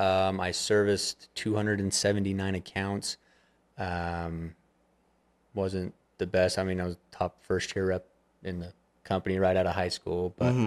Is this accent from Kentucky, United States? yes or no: no; Manti, Utah, United States; Manti, Utah.